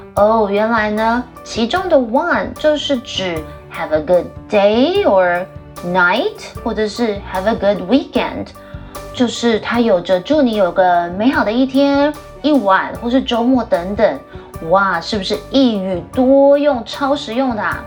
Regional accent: Australia; moved away; 从小在澳洲长大的

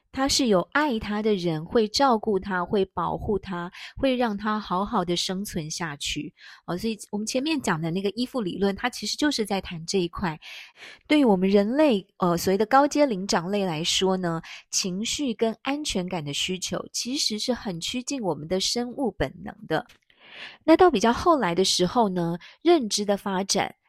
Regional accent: Taiwan; 我们台湾人

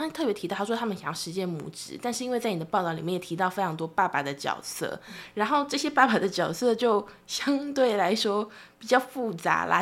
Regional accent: Taiwan; 我作为台湾人，虽然我也关注义工的报道

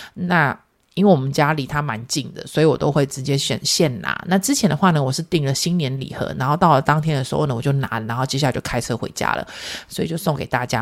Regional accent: Yunlin County, Taiwan; moved away; 我是来自云林，就我们娘家， 我娘家在云林

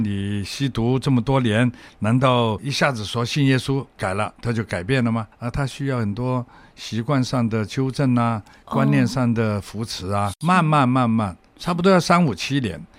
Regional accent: Hong Kong; 我从小在香港生长

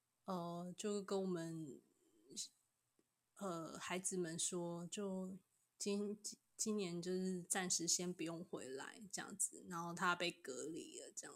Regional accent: Kaohsiung, Taiwan; now in Tainan, Taiwan; 我是高雄人，然后现在在台南教书

